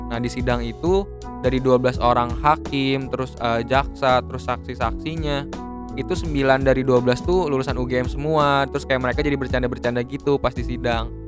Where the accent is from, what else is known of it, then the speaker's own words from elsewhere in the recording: Bogor, West Java, Indonesia; karena gue dari apa kita dari Bogor juga